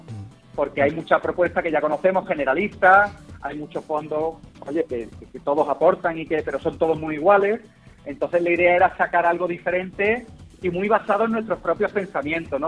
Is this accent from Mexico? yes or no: no; Málaga, Andalusia, Spain; moved away as an adult; now in Lisbon, Portugal; siendo malagueños y queriendo mucho a Málaga